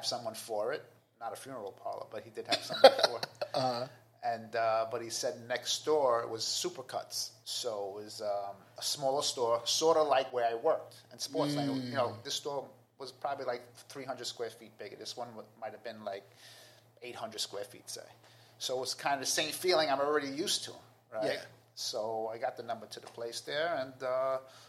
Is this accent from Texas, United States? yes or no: no; New York City, New York, United States; I'm from Queens